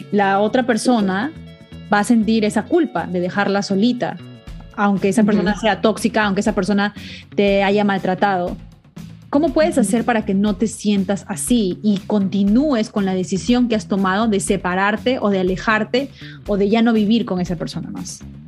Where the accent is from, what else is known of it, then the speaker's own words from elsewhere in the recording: Peru; en una sociedad como la latina, como la peruana, que es donde, bueno, donde yo me crié